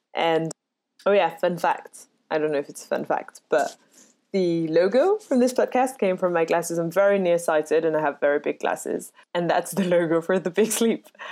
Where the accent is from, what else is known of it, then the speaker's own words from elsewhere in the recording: Paris, Île-de-France, France; moved away as an adult; now in United Kingdom; I was born and raised in Paris